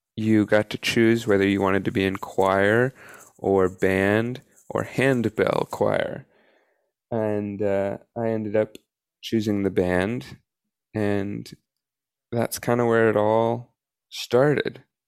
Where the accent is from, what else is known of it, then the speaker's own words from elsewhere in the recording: Atlanta, Georgia, United States; when I was in elementary school in Atlanta, I went to Atlanta Public Schools